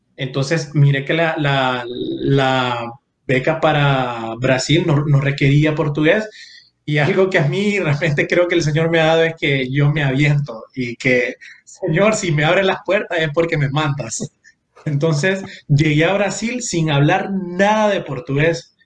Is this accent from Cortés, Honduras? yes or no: yes; San Pedro Sula, Cortés, Honduras; moved away; yo crecí en San Pedro Sula, en Barrio Medina